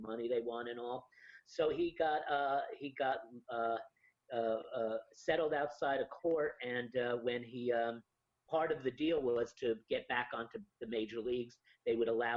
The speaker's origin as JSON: {"language": "English", "town": "Yonkers", "region": "New York", "country": "United States", "tie": "born or raised there", "said": "I was born in Yonkers, New York"}